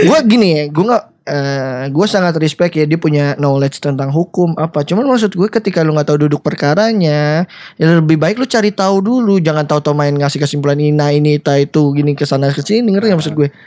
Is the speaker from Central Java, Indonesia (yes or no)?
yes; Central Java, Indonesia; Saya orang {S0} Jawa. {S1} Jawa Tengah.